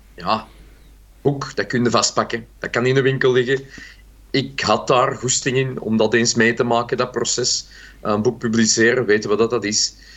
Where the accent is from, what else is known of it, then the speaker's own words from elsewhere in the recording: Brabant, Belgium; Ik ben zelf ook een Brabander